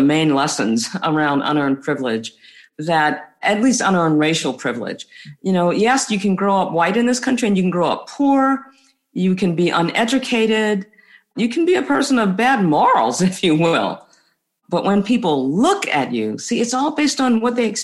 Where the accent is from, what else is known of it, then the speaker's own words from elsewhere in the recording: United States; as a person of color, as an American of color